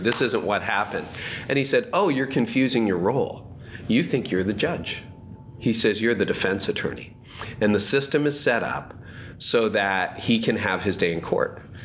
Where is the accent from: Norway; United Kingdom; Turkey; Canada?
Canada; I'm Canadian.